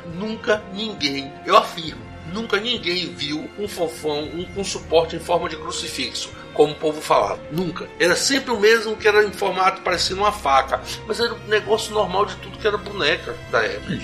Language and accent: Portuguese; Ubatã, Bahia, Brazil; moved away; lá na minha cidade natal, em Ubatã